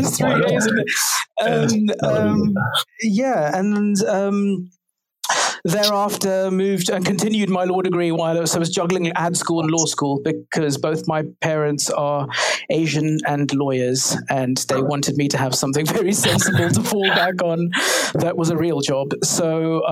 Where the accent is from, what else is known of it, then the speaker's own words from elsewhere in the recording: Durban, KwaZulu-Natal, South Africa; moved away as an adult; also born or lived in Cape Town, South Africa; now in London, United Kingdom; I am South African. I'm from Durban on the east coast in South Africa